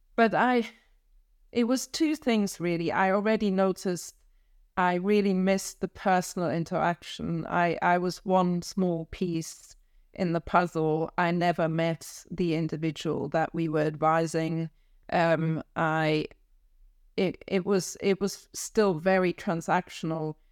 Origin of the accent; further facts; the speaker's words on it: Kiel, Schleswig-Holstein, Germany; English is a second language; moved away as an adult; also born or lived in Frankfurt, Germany; now in London, United Kingdom; I grew up in, close to Kiel, which is, um, um, just an hour south of the Danish border